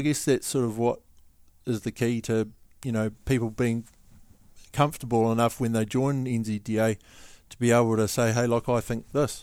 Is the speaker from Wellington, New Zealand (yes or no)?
yes; Wellington, New Zealand; I come from Wellington